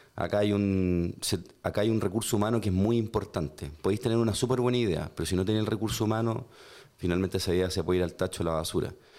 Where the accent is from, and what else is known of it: Chile